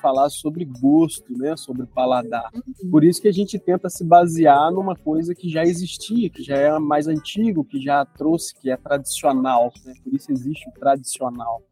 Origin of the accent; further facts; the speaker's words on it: Minas Gerais, Brazil; A gente já é mineiro mineiro